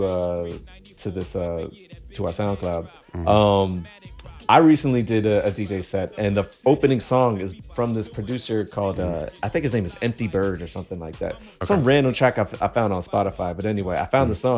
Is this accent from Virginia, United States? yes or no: yes; Virginia, United States; I was from Virginia